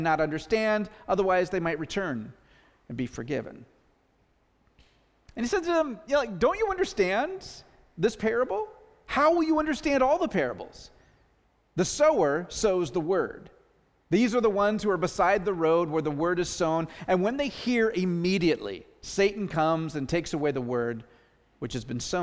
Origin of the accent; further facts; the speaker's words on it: the Northwest, Pacific Northwest, United States; we're from the Northwest